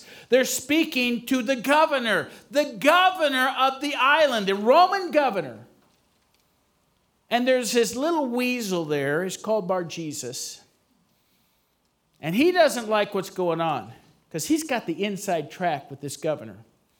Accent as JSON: {"language": "English", "region": "Missouri", "country": "United States", "moved": "yes", "said": "I'm from Missouri originally"}